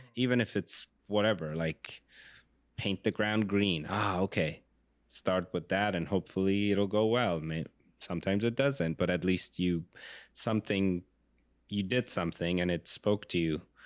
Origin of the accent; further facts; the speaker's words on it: Iran; I grew up in Iran